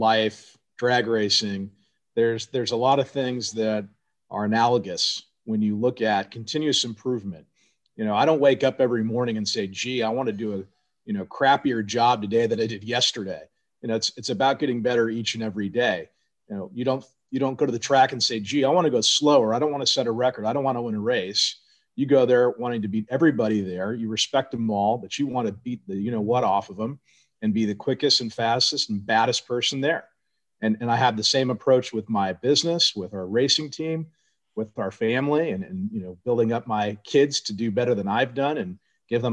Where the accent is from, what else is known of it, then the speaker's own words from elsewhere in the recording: Arcadia, California, United States; Pomona was just about 20 minutes away from where I grew up in Arcadia